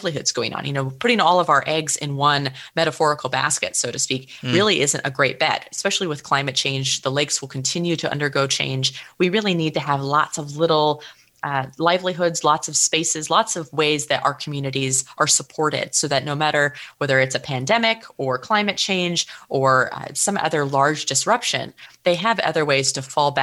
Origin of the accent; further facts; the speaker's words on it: Cook Inlet region, Alaska, United States; I'm originally from Alaska. I grew up on Dena'ina lands in the Cook Inlet region.